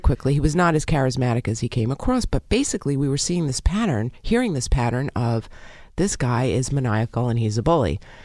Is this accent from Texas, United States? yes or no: no; New York City, New York, United States; I'm from Brooklyn